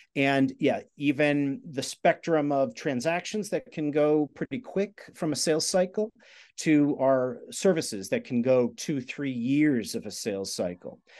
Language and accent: English; outside of New York, United States; I grew up outside of New York